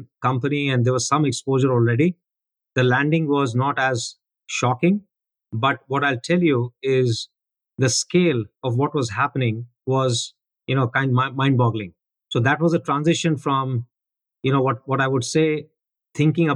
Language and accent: English; Delhi, India; moved away; growing up in India